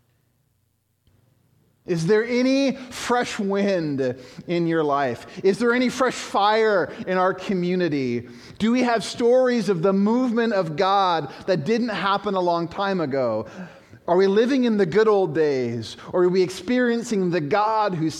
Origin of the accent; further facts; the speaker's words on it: Chicago, Illinois, United States; I was born in Chicago.